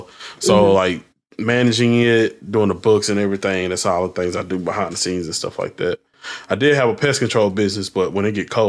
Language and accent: English; the South, United States; I'm from the South.